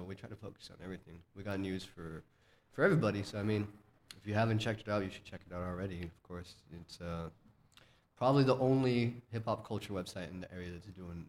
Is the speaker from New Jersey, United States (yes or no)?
no; Las Cruces, New Mexico, United States; I was born and raised there, but I did a lot of traveling once I got out of high school